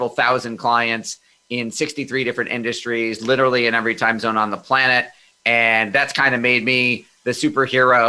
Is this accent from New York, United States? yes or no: yes; Amherst, New York, United States; also born or lived in Hornell, New York; We moved to Amherst, New York, which is a suburb of Buffalo, early on in my childhood